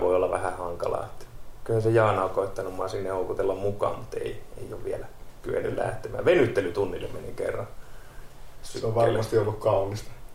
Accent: Kerava, Uusimaa, Finland; moved away as an adult; now in Lappeenranta, Finland; mä oon alun perin Keravalta

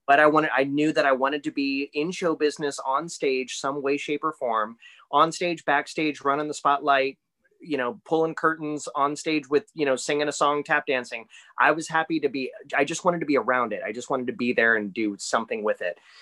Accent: Green, Ohio, United States; moved away as an adult; also born or lived in Akron, Ohio; now in Orlando, United States; I grew up in Greene, Ohio, went to Greene High School

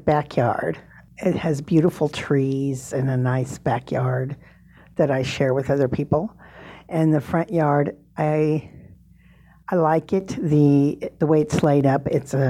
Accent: Des Moines, Iowa, United States; born or raised there; moved away as an adult; also born or lived in South Dakota

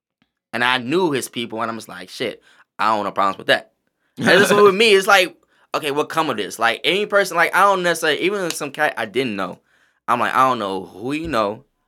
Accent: the South, United States; Like, nigga, I'm from the South.

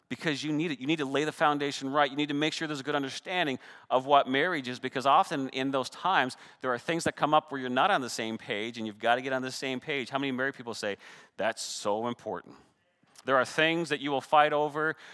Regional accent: Canada; I'm Canadian

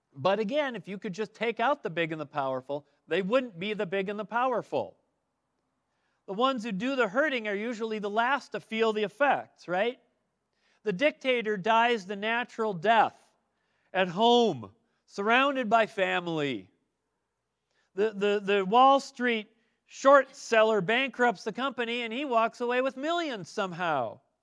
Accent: Midwest, United States; now in Arizona, United States; as a kid growing up in the Midwest

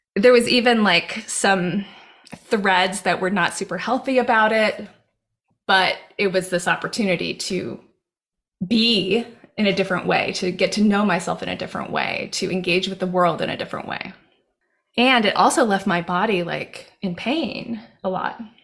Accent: Hawaii, United States; moved away; I grew up in Hawaii. And I grew up in the jungle.

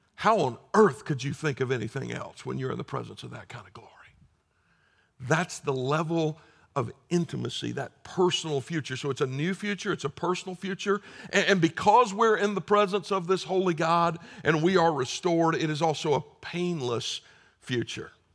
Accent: South Carolina, United States; I'm from South Carolina

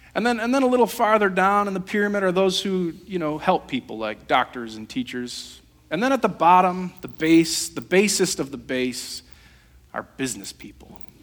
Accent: Holland, Michigan, United States; I grew up on 24th Street, uh, the lumberyard

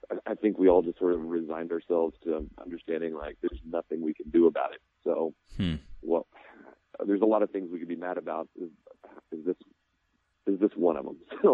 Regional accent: Houston, Texas, United States; I grew up in Houston

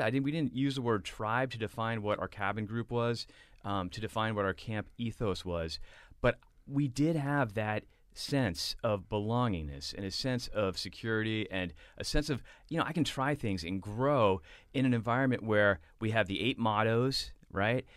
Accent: Boston, Massachusetts, United States; back from London to Boston, where I grew up.

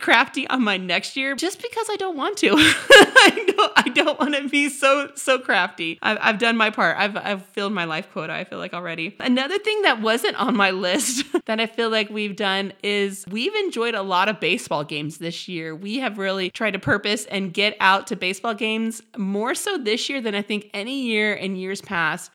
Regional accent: Midwest, United States; now in San Diego, United States; I'm from the Midwest

